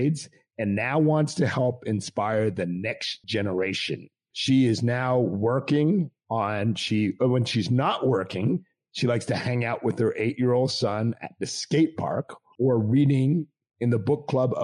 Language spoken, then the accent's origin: English; Montreal, Quebec, Canada; I grew up in Montreal, Quebec, okay. Canada, so I'm Canadian just like you.